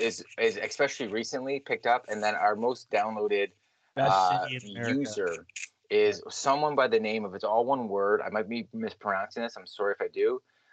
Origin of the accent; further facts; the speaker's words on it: Mississauga, Ontario, Canada; my hometown of Mississauga.